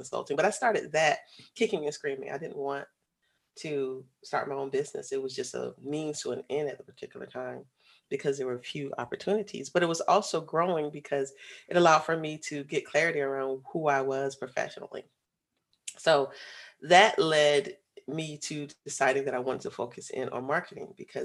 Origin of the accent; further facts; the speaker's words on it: Florida, United States; moved away as an adult; also born or lived in Atlanta, Georgia; I'm originally from Florida.